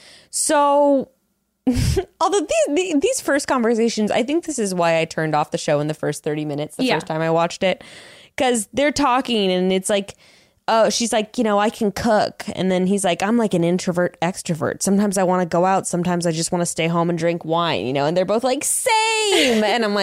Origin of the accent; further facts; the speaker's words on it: Illinois, United States; It was like, we're from the same place and we're both from Illinois.